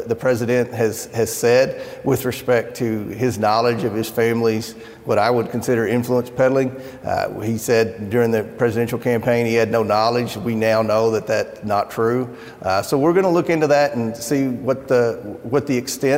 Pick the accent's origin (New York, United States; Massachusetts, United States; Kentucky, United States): Kentucky, United States; my home state of Kentucky